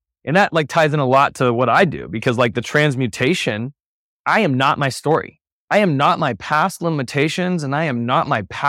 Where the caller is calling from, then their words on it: Boulder, Colorado, United States; Checking in from Boulder, Colorado.